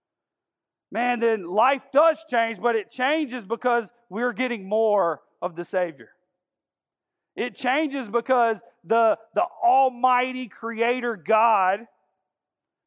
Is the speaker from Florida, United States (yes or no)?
no; Augusta, Georgia, United States; I'm from South Augusta, and I graduated from Cross Creek High School.